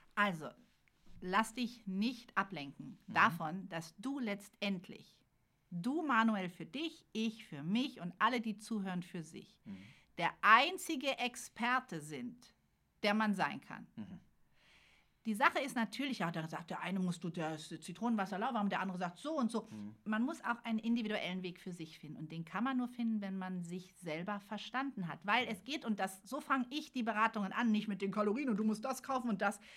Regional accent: Berlin, Germany; ich bin geboren in Berlin

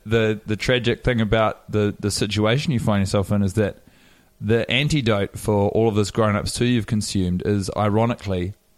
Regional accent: Wellington, New Zealand; I was born in Wellington in 1988.

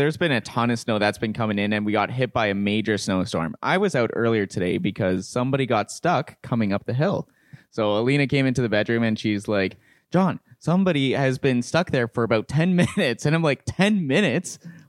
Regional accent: Winnipeg, Manitoba, Canada; I remember growing up in Winnipeg

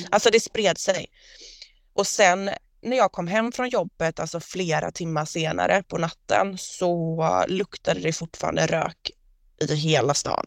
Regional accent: Gothenburg, Västra Götaland, Sweden; accent: göteborgska; jag pratar göteborgska

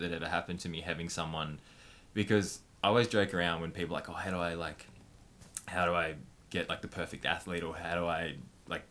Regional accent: Wodonga, Victoria, Australia; I was born in Wodonga in Victoria and grew up super loving family.

